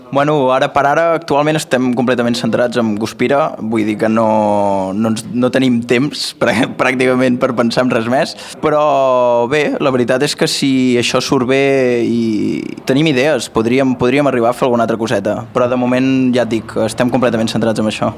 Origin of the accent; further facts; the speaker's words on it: Manresa, Catalonia, Spain; nosaltres som de Manresa